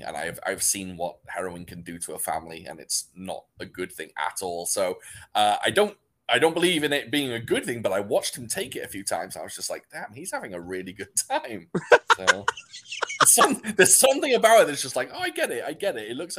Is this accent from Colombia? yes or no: no; Wales, United Kingdom; I'm from Wales. I sound more English than I do Welsh because I'm from North Wales, which means I'm kind of like closer to England.